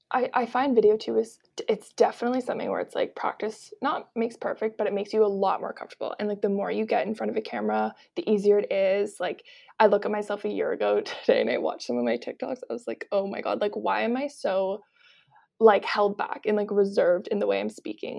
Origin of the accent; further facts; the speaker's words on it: Kelowna, British Columbia, Canada; moved away as an adult; now in Toronto, Canada; I grew up in Kelowna, B C, and then I've lived in Toronto for the last year and a half